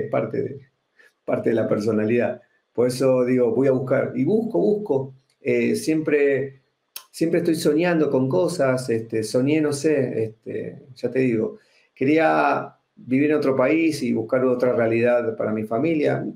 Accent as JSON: {"language": "Spanish", "country": "Argentina", "accent": "Argentine", "moved": "as an adult", "lives_now": "Guatemala City, Guatemala", "said": "Soy argentino y hace exactamente dos años vivo en la ciudad de Guatemala."}